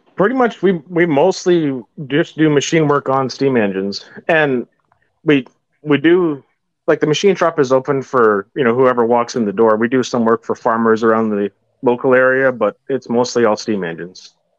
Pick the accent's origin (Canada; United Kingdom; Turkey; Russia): Canada; Shoal Lake, Manitoba; I grew up in Shoal Lake, Manitoba, on a on a uh, cattle farm